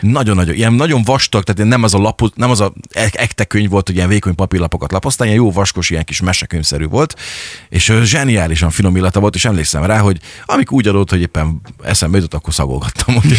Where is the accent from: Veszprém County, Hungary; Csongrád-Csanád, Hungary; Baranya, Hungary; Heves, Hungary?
Csongrád-Csanád, Hungary; Szeged; törzsgyökeres szegediként, vagy Szeged mellől származóként